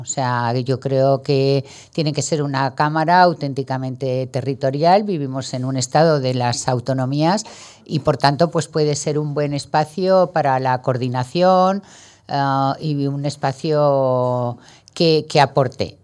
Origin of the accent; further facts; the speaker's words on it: Valencian Community, Spain; also born or lived in Madrid; soy valenciana. Me encanta estar en Madrid también, pero, pero sí, ahí es mi, es mi tierra